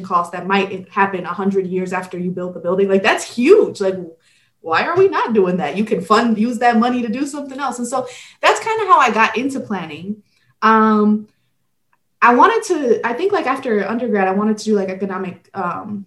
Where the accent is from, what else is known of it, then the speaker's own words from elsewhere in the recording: Detroit, Michigan, United States; also born or lived in Guadalajara, Jalisco, Mexico; I was born in Guadalajara, Jalisco, Mexico. And then I immigrated to Detroit when I was 4.